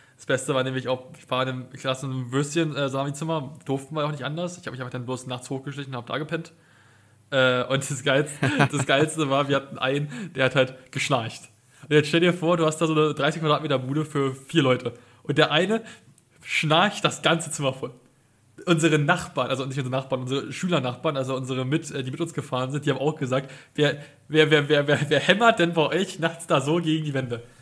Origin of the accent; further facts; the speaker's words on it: Potsdam, Brandenburg, Germany; als Potsdamer